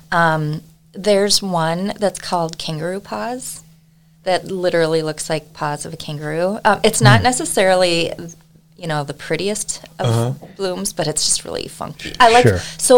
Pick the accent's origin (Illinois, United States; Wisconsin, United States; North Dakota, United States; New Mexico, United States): North Dakota, United States; Wahpeton; moved away as an adult; also born or lived in Utah; now in Buffalo, United States; I grew up born and raised in Wahpeton, North Dakota